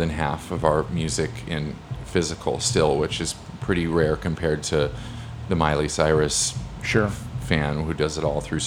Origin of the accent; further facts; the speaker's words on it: Omaha, Nebraska, United States; moved away as an adult; I grew up in Omaha